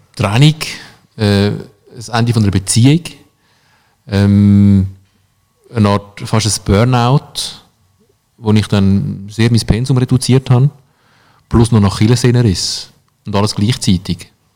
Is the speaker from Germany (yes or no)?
no; Switzerland; bei uns in der Schweiz